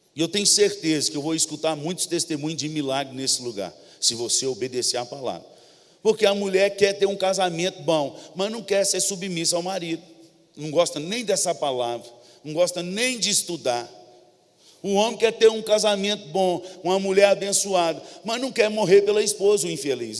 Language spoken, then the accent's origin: Portuguese; São Vicente, São Paulo, Brazil; moved away; A maioria dos crentes hoje, lá da minha terra, aqui não tem isso não. É lá em São Vicente, na Baixada Santista